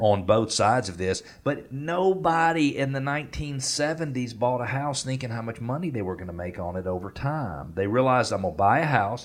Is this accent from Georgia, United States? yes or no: yes; Atlanta, Georgia, United States; I grew up in Northeast Atlanta. As a teenager, I went to Gwinnett Place Mall